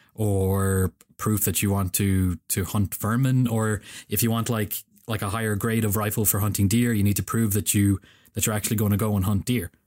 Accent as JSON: {"language": "English", "country": "Ireland", "said": "I'm an Irish dude sitting in Ireland"}